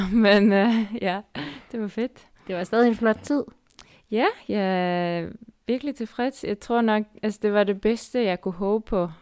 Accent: Denmark; Og så er der lidt mere bakker, end det måske har, end vi har hjemme i Danmark.

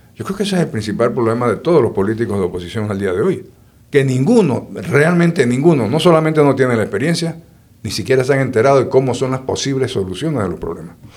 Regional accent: Boquete, Chiriquí, Panama; yo me crié en Boquete, en Chiriquí.

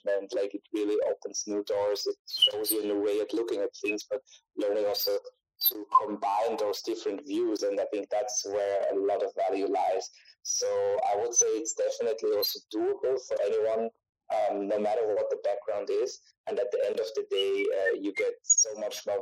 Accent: Austria; I'm from Austria

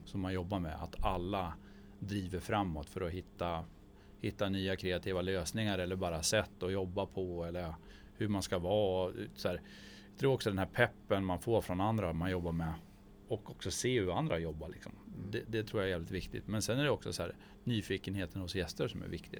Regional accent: Gällö, Jämtland, Sweden; now in Umeå, Sweden; jag är från Jämtland

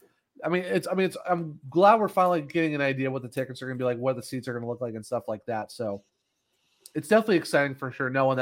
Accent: Ohio, United States; moved away; also born or lived in Apex, North Carolina; I'm originally from Ohio

